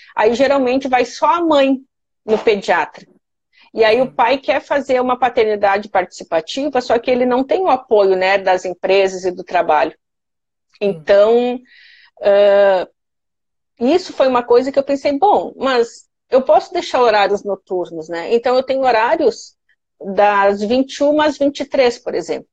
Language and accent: Portuguese; Santa Maria, Rio Grande do Sul, Brazil; moved away as an adult; now in Florianópolis, Brazil; eu cresci, nasci, fiz tudo lá em Santa Maria